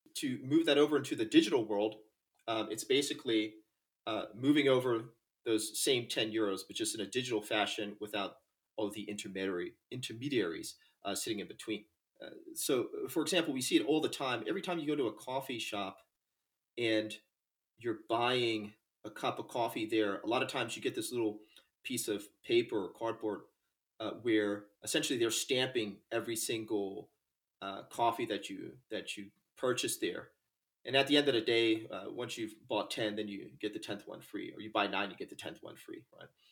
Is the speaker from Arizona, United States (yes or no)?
no; North Carolina, United States; I'm from North Carolina, the south of the United States. And uh, I grew up uh, actually on the ocean